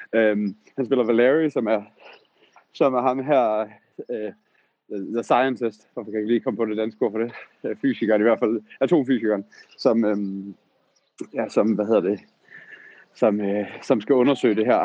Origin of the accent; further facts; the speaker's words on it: Southern Jutland, Southern Denmark, Denmark; Sønderjylland, hvor jeg kommer fra